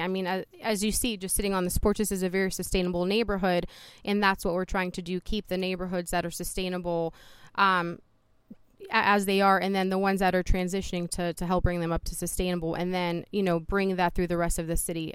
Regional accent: Youngstown, Ohio, United States; also born or lived in Poland; I am originally from Poland, Europe. I came here with my mom and my brother in nineteen eighty-seven. And upon coming to the United States, we came straight to Youngstown, Ohio. Um, so I have been here a majority of my life

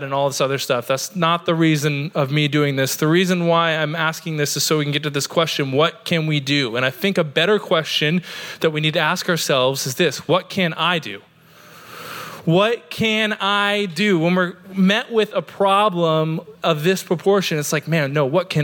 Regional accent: Oregon, United States; now in St. Augustine, United States; I grew up in Oregon in the mountains

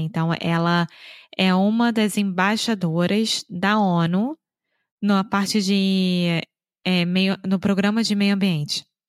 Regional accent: Rio de Janeiro, Brazil; now in Viana do Castelo, Portugal; Eu sou brasileira, carioca do Rio de Janeiro

